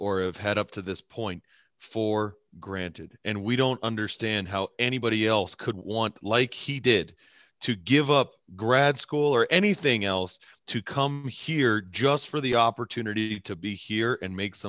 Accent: United States; I'm probably more Polack than I am German. What the heck is that? I'm American just like you

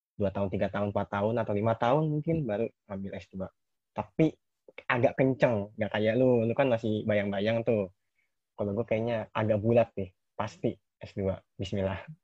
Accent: Bogor, West Java, Indonesia; keinginan gua keluar dari Bogor, Nes. Gua kan orang Bogor

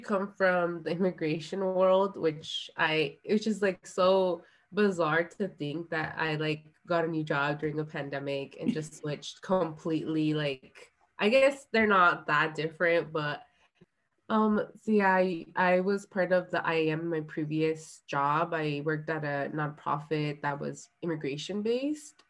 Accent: Orange County, California, United States; also born or lived in San Diego / Guerrero, Mexico; I grew up in Orange County

